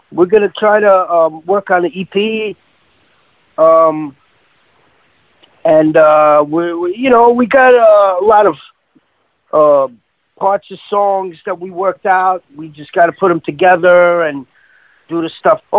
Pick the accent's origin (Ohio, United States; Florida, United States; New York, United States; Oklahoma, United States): New York, United States; Queens; Yeah, there's like five thousand different countries. I think uh, Queens is like uh, the most diverse in the whole world.